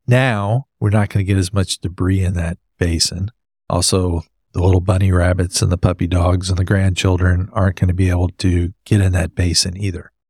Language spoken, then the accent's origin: English; West Texas, United States; I grew up in West Texas